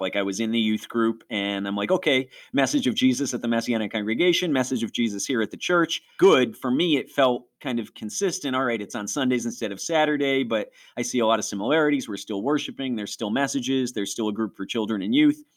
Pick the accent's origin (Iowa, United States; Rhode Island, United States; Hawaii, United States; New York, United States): New York, United States; Rochester; accent: Rochesterian; also born or lived in Niagara Falls, New York; We were way over by Niagara Falls, which is apple and snowstorm country